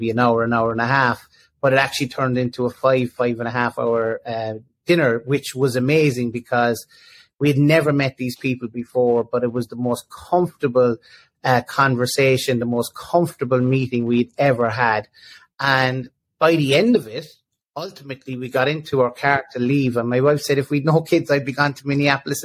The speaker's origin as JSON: {"language": "English", "town": "Cork", "region": "Munster", "country": "Ireland", "tie": "born or raised there", "said": "I'm not moving from Cork. I born and reared in Cork"}